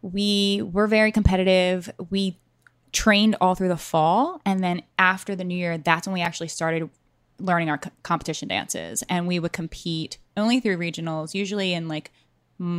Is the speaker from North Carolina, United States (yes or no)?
no; Maryland, United States; I grew up in Maryland